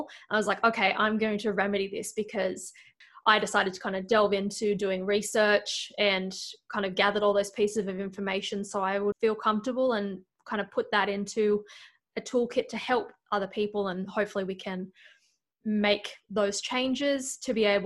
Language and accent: English; Australia; moved away as an adult; now in Iowa, United States; From Australia, but living in Iowa